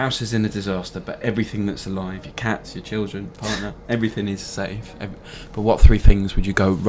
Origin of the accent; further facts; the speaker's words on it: Wales, United Kingdom; I'm from Wales